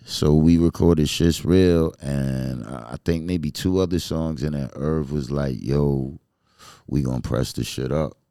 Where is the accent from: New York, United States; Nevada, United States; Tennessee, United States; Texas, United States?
New York, United States; New York City; I grew up in Flushing